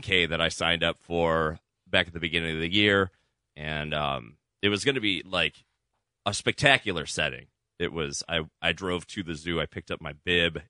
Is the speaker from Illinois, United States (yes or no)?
yes; Chicago, Illinois, United States; moved away; my hometown of Chicago